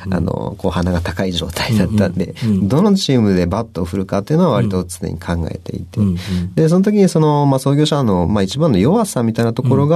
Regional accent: Fukui, Japan; moved away; also born or lived in Kyoto; 私、福井県の出身なんで

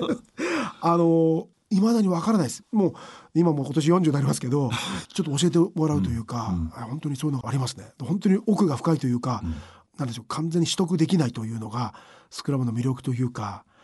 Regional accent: Saitama, Japan; 私浦和出身

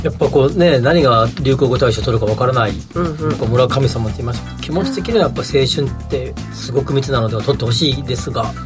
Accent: Kansai, Japan; 僕らみたいな関西出身

